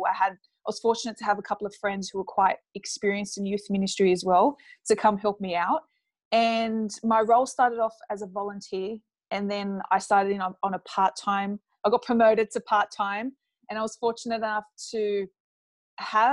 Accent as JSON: {"language": "English", "town": "Sydney", "region": "New South Wales", "country": "Australia", "tie": "born or raised there", "said": "I come from a Middle Eastern background, but I was born and raised in Sydney, Australia"}